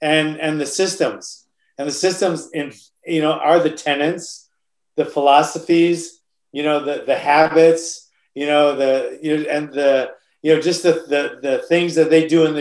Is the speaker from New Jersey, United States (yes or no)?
no; Oahu, Hawaii, United States; moved away; Hawaii is a rough state, especially, you know, where I grew up on Oahu.